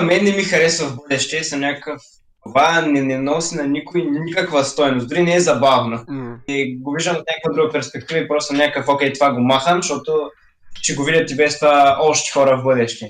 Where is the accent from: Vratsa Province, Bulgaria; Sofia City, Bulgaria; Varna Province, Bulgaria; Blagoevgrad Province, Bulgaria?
Varna Province, Bulgaria; Varna; от Варна съм и съм на 17 години